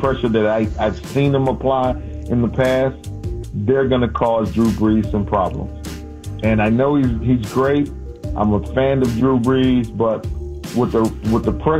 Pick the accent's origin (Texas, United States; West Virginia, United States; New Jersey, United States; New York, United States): Texas, United States; Houston; moved away as an adult; also born or lived in Louisiana / Minneapolis; I'm from Houston.